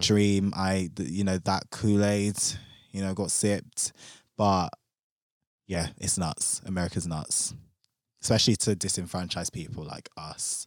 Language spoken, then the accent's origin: English; London, United Kingdom; me being a Londoner